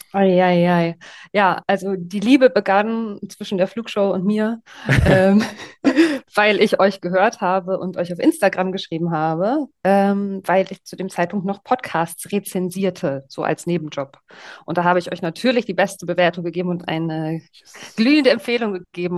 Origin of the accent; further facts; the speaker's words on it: East Germany, Germany; Ich komme aus Ostdeutschland und bin mit Sven Hannawald aufgewachsen